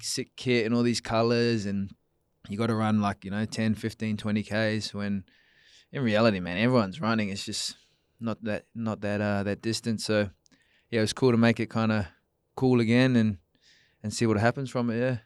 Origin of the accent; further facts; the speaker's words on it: Perth, Western Australia, Australia; also born or lived in New Zealand; I was born, uh, yeah, in New Zealand, but I grew up in Australia, yeah, so I moved over here with my parents